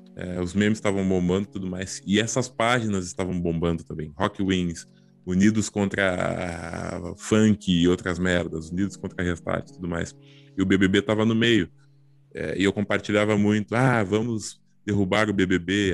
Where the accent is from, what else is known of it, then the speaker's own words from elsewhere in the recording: Porto Alegre, Rio Grande do Sul, Brazil; nós, nós somos de Porto Alegre